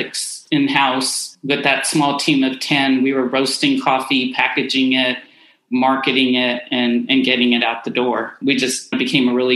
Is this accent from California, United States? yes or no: yes; Oakland, California, United States; also born or lived in Central Coast, California; I was born in Oakland